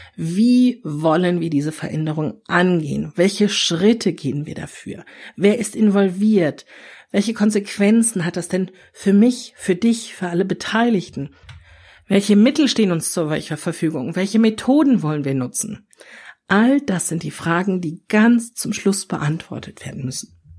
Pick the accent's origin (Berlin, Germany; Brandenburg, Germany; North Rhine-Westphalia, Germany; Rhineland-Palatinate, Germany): North Rhine-Westphalia, Germany; Ruhr area; ich bin im Ruhrgebiet aufgewachsen